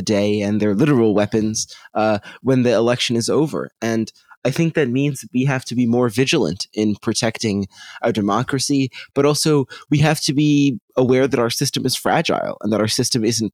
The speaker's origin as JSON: {"language": "English", "country": "United States", "said": "as an American"}